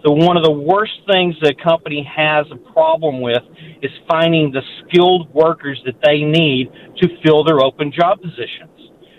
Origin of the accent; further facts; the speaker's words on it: Longview, Texas, United States; I grew up on Natchitoches meat pies, and for Thanksgiving, after we would eat our Thanksgiving turkey, well, chicken and dressing, in Longview, Texas, we would drive down to Natchitoches